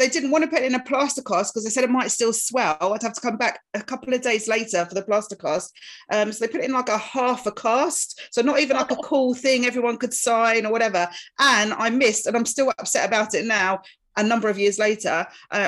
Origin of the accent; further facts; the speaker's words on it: Essex, East of England, United Kingdom; I grew up in Essex country-ish